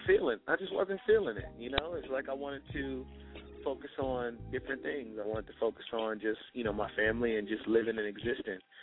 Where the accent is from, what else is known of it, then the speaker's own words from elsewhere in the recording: Richmond, Virginia, United States; I promote events in, in my in my hometown, Richmond, VA